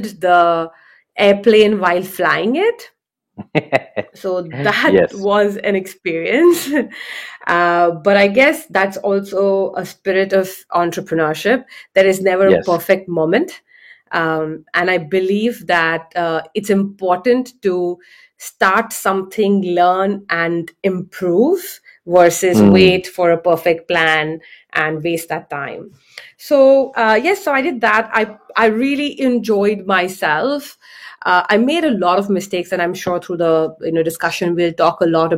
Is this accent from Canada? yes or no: no; India; I grew up in India